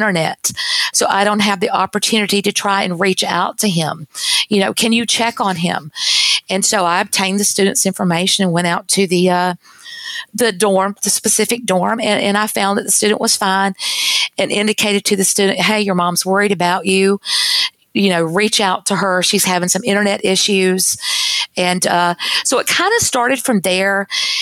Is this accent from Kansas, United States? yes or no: no; North Carolina, United States; moved away as an adult; now in Texas, United States; my home state is North Carolina